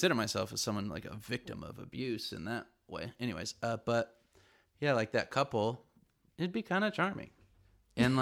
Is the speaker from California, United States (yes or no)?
yes; California, United States; I'm from California